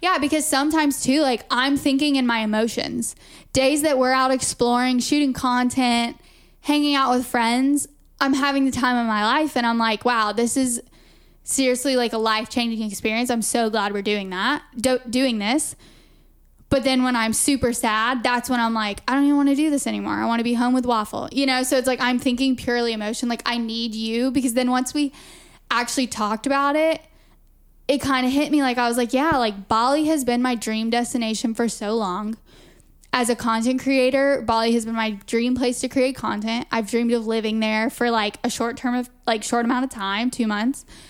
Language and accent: English; Augusta, Georgia, United States; now in Lisbon, Portugal; we're both from Augusta, Georgia